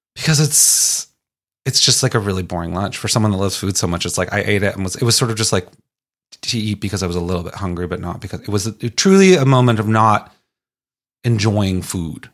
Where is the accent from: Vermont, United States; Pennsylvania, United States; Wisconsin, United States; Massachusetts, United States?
Massachusetts, United States; Boston; I'm from Boston